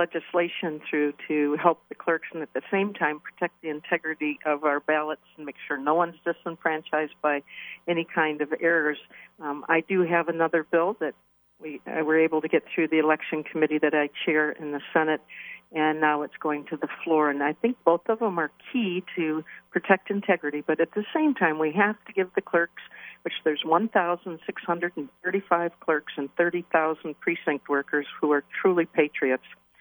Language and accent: English; Waterford, Michigan, United States; I was born and raised in Waterford and just sold my childhood home 2 years ago